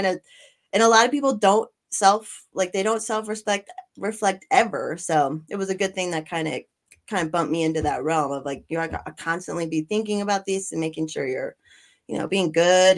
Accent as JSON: {"language": "English", "region": "Colorado", "country": "United States", "tie": "born or raised there", "said": "I grew up in Colorado"}